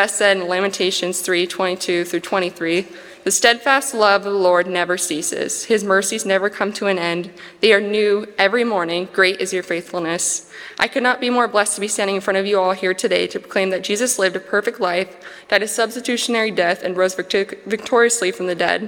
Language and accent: English; Hanford, California, United States; I'm from Hanford, California, and lived here for the majority of my childhood and adulthood